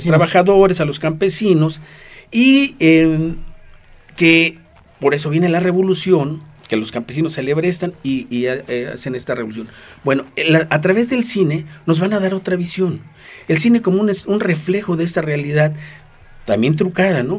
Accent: Mexico

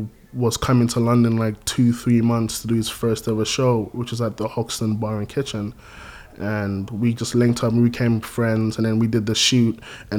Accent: Gambia; like growing up in Gambia, there was a huge like reggae influence there.

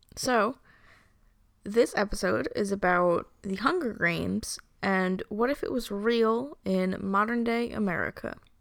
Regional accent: Long Island, New York, United States; We're just trash from Long Island

